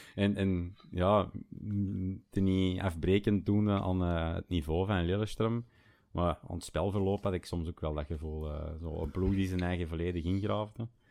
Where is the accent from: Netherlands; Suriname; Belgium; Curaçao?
Belgium; Schoten, Flanders; now in Bergen, Belgium; Ik ben oorspronkelijk van, van Schoten, ehm, maar ik eh, ben eh, nu woonachtig te Bergen